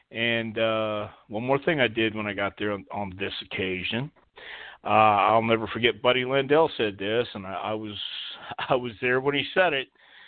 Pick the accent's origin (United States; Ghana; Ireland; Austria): United States; Texas; And I'm from Texas, too.